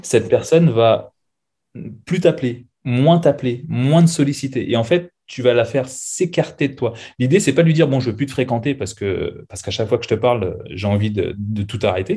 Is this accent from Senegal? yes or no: no; Seine-Saint-Denis, Île-de-France, France; moved away as an adult; also born or lived in La Désirade, Guadeloupe / Canada / United States; now in Bordeaux, France; j'ai grandi en France, dans le 93, certainement l'un des plus beaux départements de France